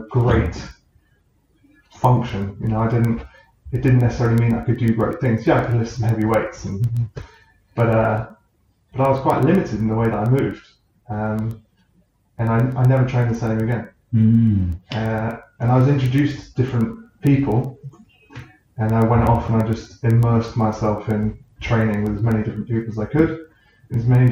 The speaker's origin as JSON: {"language": "English", "area": "New Forest", "region": "South East England", "country": "United Kingdom", "tie": "born or raised there", "said": "Growing up in the New Forest, I was outside all the time"}